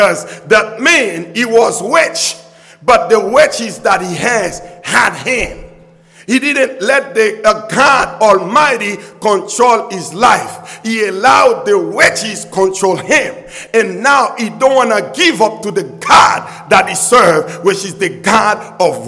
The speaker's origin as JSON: {"language": "English", "country": "Haiti", "tie": "born or raised there", "moved": "yes", "lives_now": "United States", "said": "I grew up in poverty because I was not born in America. I was not born in the United States. I was born in Haiti."}